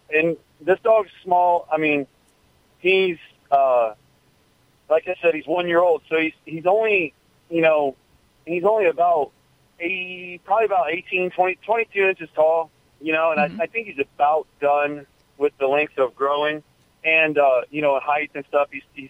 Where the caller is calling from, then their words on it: Weeki Wachee, Florida, United States; Calling from Wikiwaki, Florida.